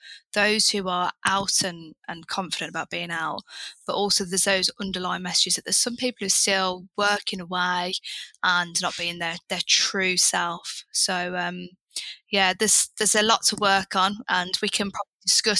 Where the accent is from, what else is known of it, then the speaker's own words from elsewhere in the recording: Birmingham, West Midlands, United Kingdom; moved away as an adult; I'm from Birmingham, which you can imagine is a really nice urban place to be.